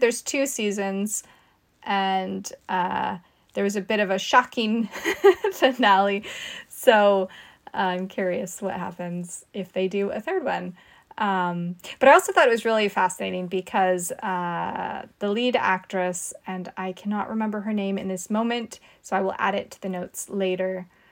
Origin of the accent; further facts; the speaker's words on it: California coast, United States; I grew up on the California coast